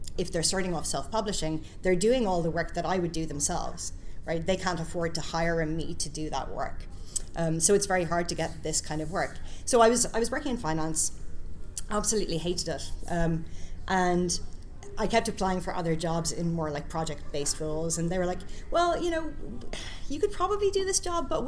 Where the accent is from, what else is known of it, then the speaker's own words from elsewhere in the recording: Ireland; moved away as an adult; also born or lived in Scotland; I'm from Ireland, so I met a lot of people in the industry in Ireland and the UK.